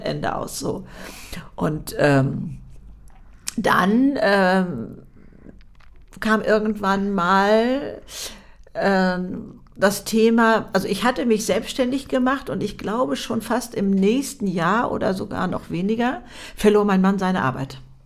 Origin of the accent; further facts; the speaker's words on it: Hamburg, Germany; Hamburg ähm, ich äh, meine Heimatstadt sozusagen